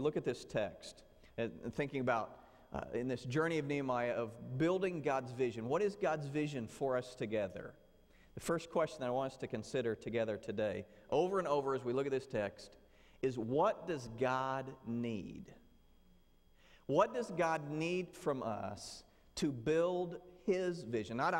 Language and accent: English; Southern Illinois, United States; moved away; Where I grew up in Southern Illinois, we had a small church